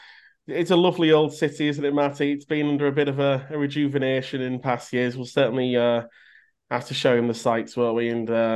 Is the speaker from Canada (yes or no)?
yes; Canada; One thing I would say as well, as a Canadian, I have got it on a bit on a map here, but I have already checked out the nearest Tim Hortons.